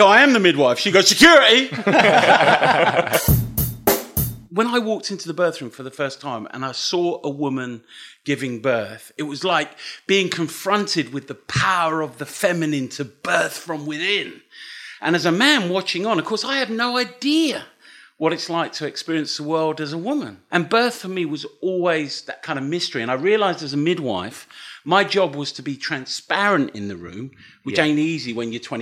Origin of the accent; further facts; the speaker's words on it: Dunstable, East of England, United Kingdom; moved away as an adult; now in Leicester, United Kingdom; I'm from Dunstable, near Luton